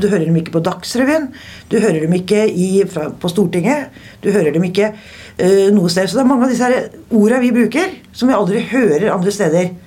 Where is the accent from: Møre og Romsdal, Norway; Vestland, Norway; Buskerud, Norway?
Buskerud, Norway; Steinberg; accent: broad Eastern Norwegian (Eiker dialect); moved away as an adult; now in Oslo, Norway; Eiker. Utenfor? Det, det er utafor Drammen. Nedre Buskerud. Kommer fra et lite sted som heter Steinberg.